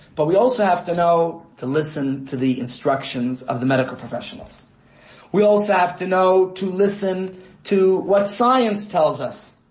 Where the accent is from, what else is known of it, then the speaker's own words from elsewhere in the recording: New York, United States; my hometown of New York